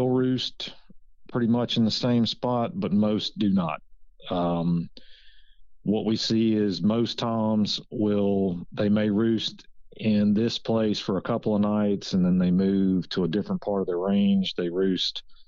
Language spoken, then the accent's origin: English; Virginia, United States; moved away as an adult; also born or lived in Mississippi / Louisiana; now in Georgia, United States; I grew up in Virginia, just a suburban kid that hunted with his dad on the weekends